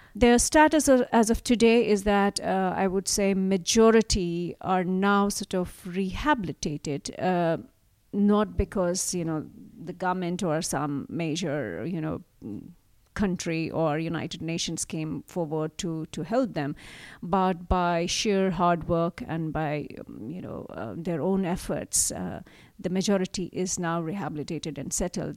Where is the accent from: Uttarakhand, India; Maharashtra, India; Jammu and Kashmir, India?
Jammu and Kashmir, India; moved away; I grew up, I was born and brought up in Kashmir.